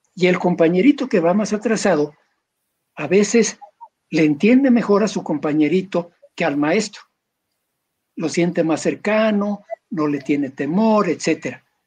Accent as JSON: {"language": "Spanish", "country": "Mexico"}